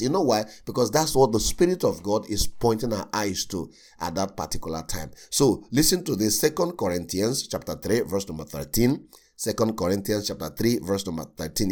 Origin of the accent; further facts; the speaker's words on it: Nigeria; I come from Nigeria.